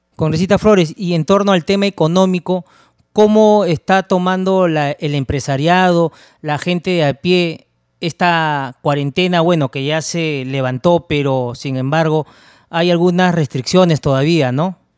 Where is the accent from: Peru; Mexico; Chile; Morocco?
Peru; Somos peruanos